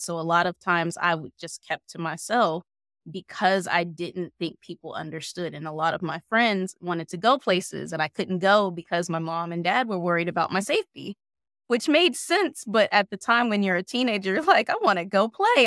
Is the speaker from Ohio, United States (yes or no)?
yes; Warren, Ohio, United States; from Warren, Ohio, born and raised